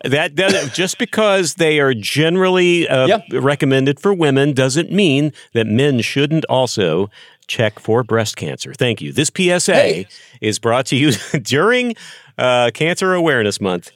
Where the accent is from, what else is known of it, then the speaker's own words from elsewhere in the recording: Texas, United States; I grew up in Texas.